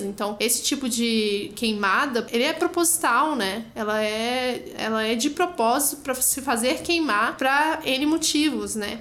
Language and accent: Portuguese; Brasília, Federal District, Brazil; moved away; cresci no Cerrado, para mim sempre foi meu habitat natural